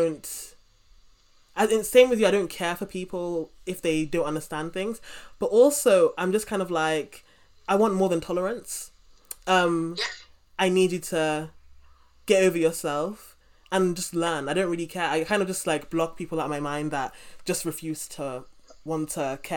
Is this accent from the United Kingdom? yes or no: yes; United Kingdom; as a British person